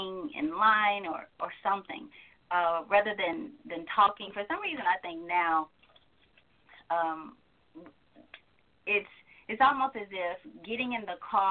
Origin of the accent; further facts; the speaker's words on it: Georgia, United States; I'm from Georgia